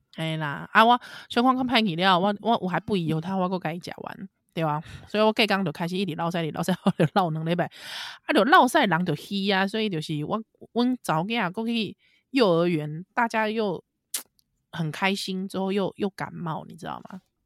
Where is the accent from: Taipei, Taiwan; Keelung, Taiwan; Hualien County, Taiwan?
Taipei, Taiwan; 咱是台北人嘛